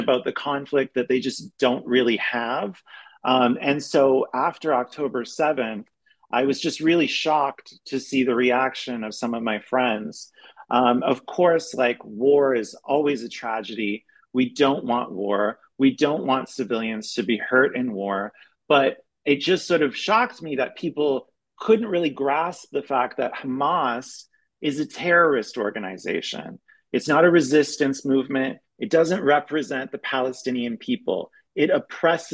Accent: Canada; moved away as an adult; also born or lived in Europe / Berlin; now in United States; I'm Canadian, but I've been living in Europe for the past 12 years.

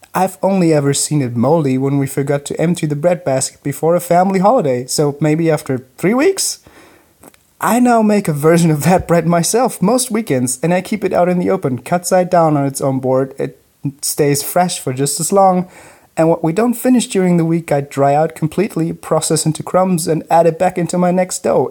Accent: Germany; I grew up on German sourdough

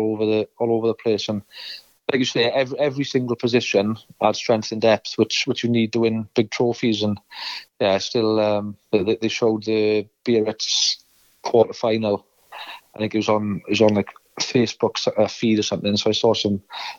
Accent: Ospreys region, Wales, United Kingdom; I was from the Ospreys region, and I was an Ospreys academy

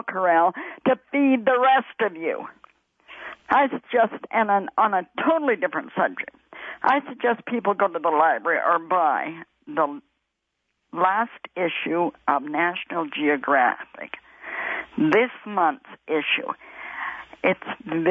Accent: Alberta, Canada; My heart belongs to Alberta.

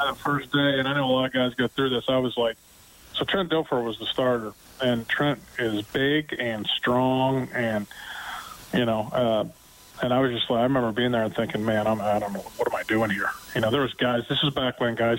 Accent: Butler, Pennsylvania, United States; now in Edmonton, Canada; I grew up in Western Pennsylvania in Butler High School, which is about 30 miles north of Pittsburgh.

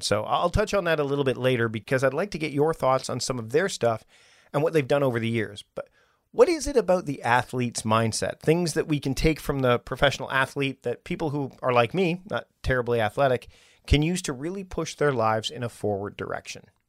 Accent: Canada; I'm from Canada

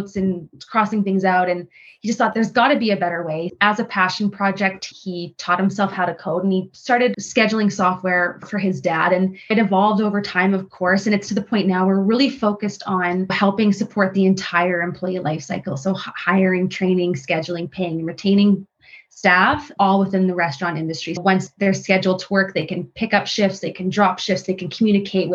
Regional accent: Saskatchewan, Canada; So I'm from Saskatchewan.

